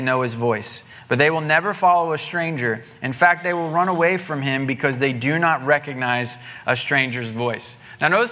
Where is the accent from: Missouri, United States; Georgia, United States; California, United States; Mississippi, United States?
Missouri, United States; Southwest; moved away; the church I grew up in Southwest Missouri